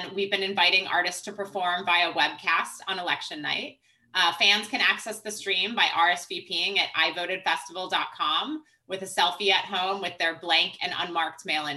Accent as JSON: {"language": "English", "town": "Milwaukee", "region": "Wisconsin", "country": "United States", "moved": "yes", "said": "I'm originally from Wisconsin"}